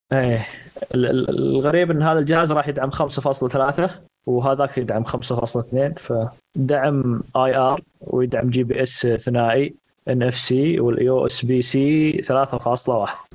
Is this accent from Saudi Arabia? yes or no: yes; Saudi Arabia; عندنا في السعوديه